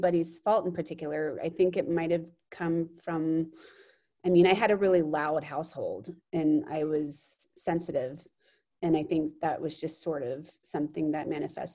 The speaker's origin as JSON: {"language": "English", "town": "Austin", "region": "Texas", "country": "United States", "tie": "born or raised there", "moved": "as an adult", "said": "I grew up in Austin, Texas, and lived there until I was 18"}